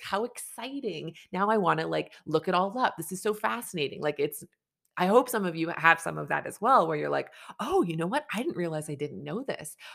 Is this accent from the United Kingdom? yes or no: no; Canada; I'm a Canadian family physician